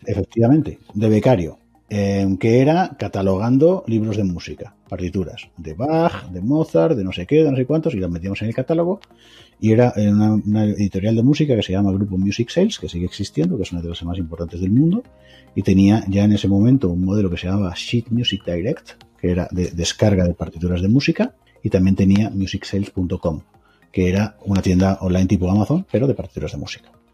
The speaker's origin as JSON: {"language": "Spanish", "area": "Mallorca", "region": "Balearic Islands", "country": "Spain", "tie": "born or raised there", "also_born_or_lived": "Galicia / Extremadura / China", "moved": "yes", "said": "Mi familia procede de Extremadura. Yo nací en Mallorca."}